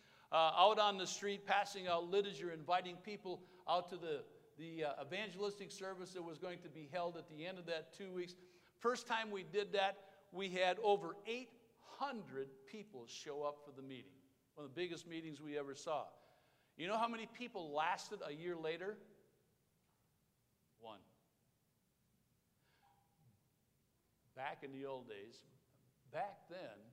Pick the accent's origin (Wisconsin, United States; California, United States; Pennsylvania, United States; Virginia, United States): Wisconsin, United States; We're from Wisconsin.